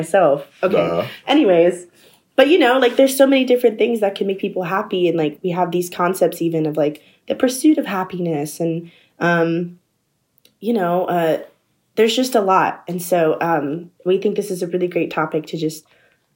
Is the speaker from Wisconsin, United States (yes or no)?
no; southern Virginia, United States; moved away as an adult; also born or lived in DMV area; I'm originally from like a southern area of Virginia, but for most of my college like career, I've been in the DMV area.